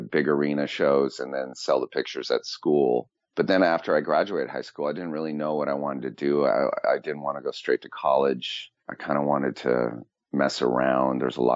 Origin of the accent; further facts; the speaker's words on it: San Francisco, California, United States; moved away as an adult; also born or lived in Los Angeles; I'm from Northern California, from San Francisco, the Bay Area